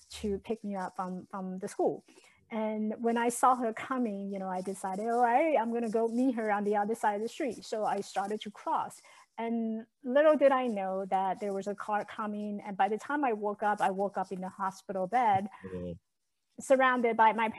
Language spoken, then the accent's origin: English; Taiwan; English is a second language; now in United States; I was born and raised in Taiwan.